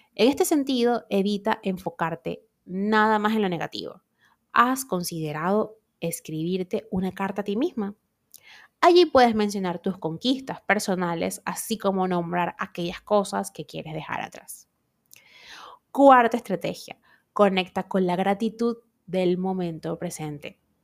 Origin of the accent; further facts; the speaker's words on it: Venezuela; moved away; en mi país nosotros, bueno, y el que sea venezolano se va de Venezuela, pero igual mantiene estas costumbres